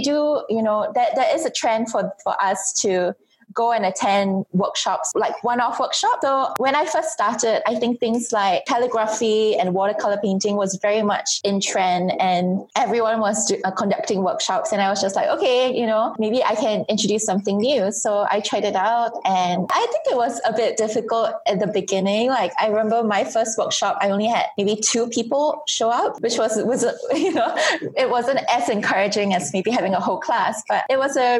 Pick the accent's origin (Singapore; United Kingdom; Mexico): Singapore; I'm so comfortable in my home country